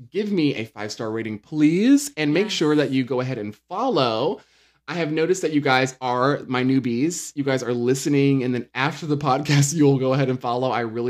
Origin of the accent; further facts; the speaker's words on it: the South, United States; We're from the South.